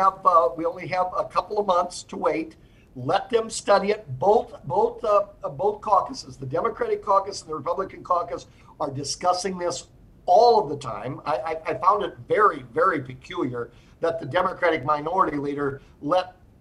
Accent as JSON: {"language": "English", "area": "Cedar County", "region": "Iowa", "country": "United States", "said": "I'm from Cedar County or maybe Sugar Creek Township"}